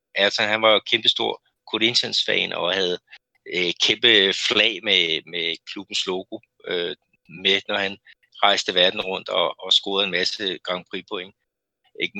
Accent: Denmark; moved away as an adult; now in Brazil; vores, vores rigtig gode øh, venner øh, hjemme i Danmark

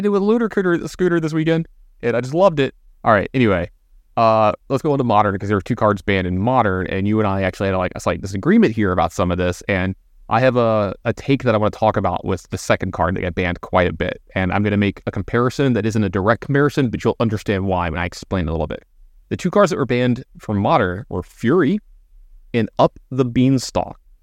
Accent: Baton Rouge, Louisiana, United States; growing up in Baton Rouge

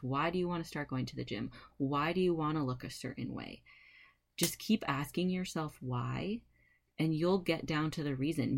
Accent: California, United States; moved away as an adult; also born or lived in Fort Collins, Colorado; I was raised in California

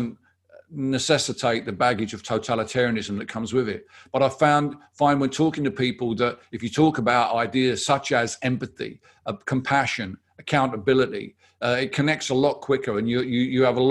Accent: Barking, London, United Kingdom; the council where I live, where I grew up in Barking, has been Labour since the town was built in the 1930s

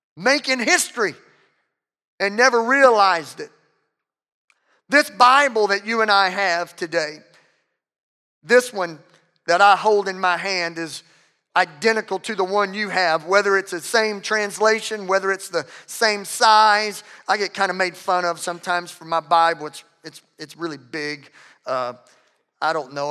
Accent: Louisiana, United States; I'm from, I'm from Louisiana

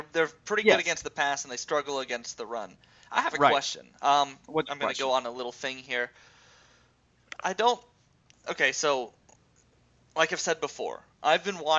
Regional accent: Dothan, Alabama, United States; I'm from Dothan, so I live in an area that cares a lot about Alabama.

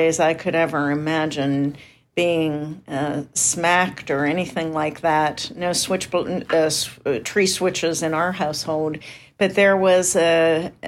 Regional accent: Indiana, Pennsylvania, United States; moved away; we grew up in Indiana, Pennsylvania, and there was a college called Indiana University of Pennsylvania

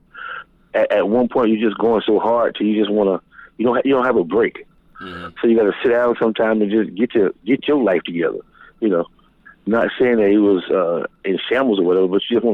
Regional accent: Jacksonville, Florida, United States; that's where I was raised at, as far as my home base

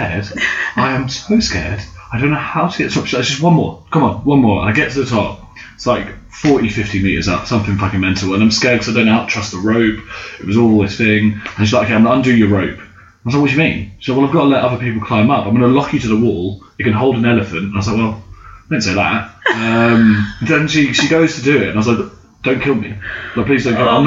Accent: London, United Kingdom; being British and white, or even just only being from London

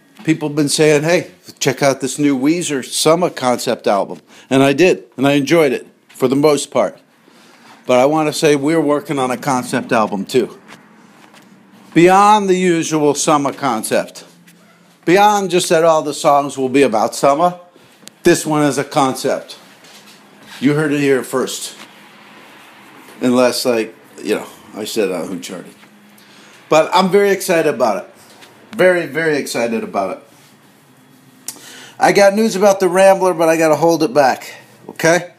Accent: New Jersey, United States; my hometown. In New Jersey

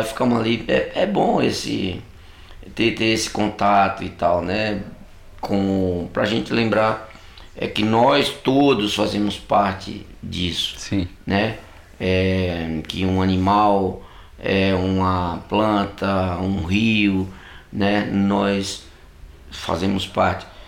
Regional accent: Catolé do Rocha, Paraíba, Brazil; sertanejo como eu, só que eu sou de do Rocha

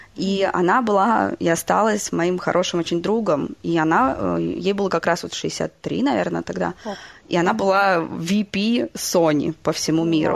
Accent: Moscow, Russia; moved away; also born or lived in United States / Germany / England; сама родилась в Москве, э, в России

